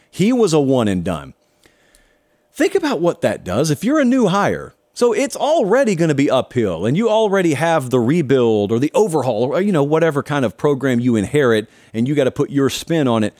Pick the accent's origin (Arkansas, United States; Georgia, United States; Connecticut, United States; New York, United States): Georgia, United States; I grew up in Georgia